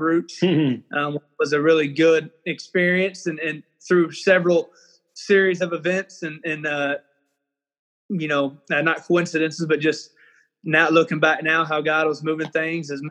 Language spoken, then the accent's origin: English; Anson, Texas, United States; also born or lived in Amarillo, Texas; now in Odessa, United States; I was actually born up in Amarillo, but quickly we moved to the Abilene area. And I'm from Anson, Texas, which is about 25 miles north of Abilene